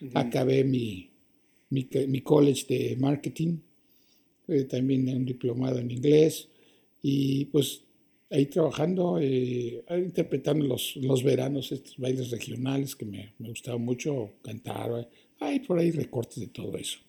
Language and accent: Spanish; Mexico; moved away as an adult; also born or lived in Toronto, Canada; now in Canada; habíamos muy pocos mexicanos solteros, hombres aquí.